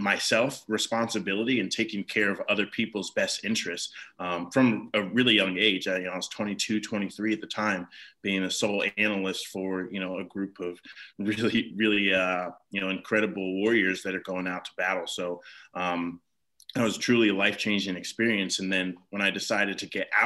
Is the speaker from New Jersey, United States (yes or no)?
no; Ohio, United States; moved away as an adult; also born or lived in North Carolina; I'm from Ohio originally. And then, of course, the military brought me down to North Carolina